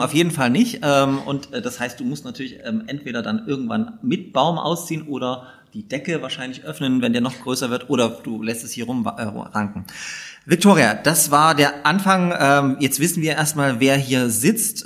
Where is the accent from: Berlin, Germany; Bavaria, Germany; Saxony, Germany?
Saxony, Germany; Upper Lusatia; also born or lived in Dresden; now in Leipzig, Germany; in Elbflorenz geboren und in der Toskana Sachsens aufgewachsen